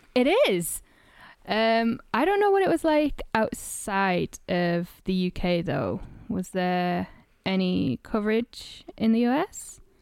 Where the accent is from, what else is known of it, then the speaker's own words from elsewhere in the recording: North East England, United Kingdom; moved away; my hometown in northeast England, where I am right now